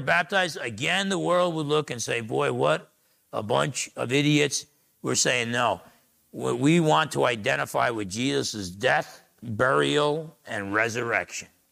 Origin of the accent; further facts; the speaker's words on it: New Jersey, United States; I was a little dumb guy growing up in Jersey